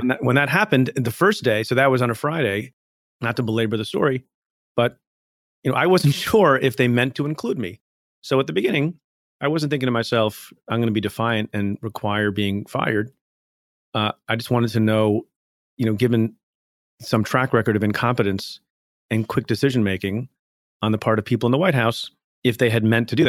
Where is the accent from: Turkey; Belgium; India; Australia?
India; now in United States; I was born in India, came to the United States